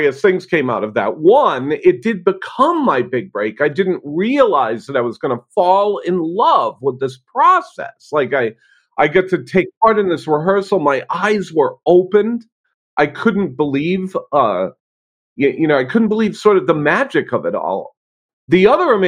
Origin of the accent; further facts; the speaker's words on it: Rhode Island, United States; I grew up in Rhode Island, which is in New England in the United States.